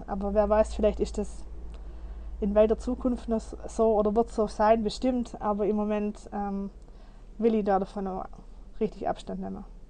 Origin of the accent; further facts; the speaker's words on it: Germany; bei uns in Deutschland